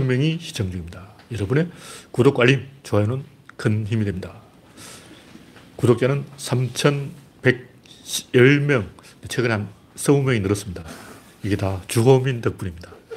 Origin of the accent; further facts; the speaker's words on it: South Korea; 우리 한국인은